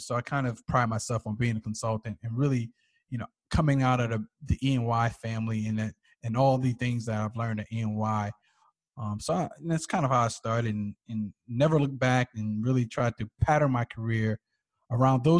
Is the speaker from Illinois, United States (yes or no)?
no; East Orange, New Jersey, United States; I grew up in East London, New Jersey.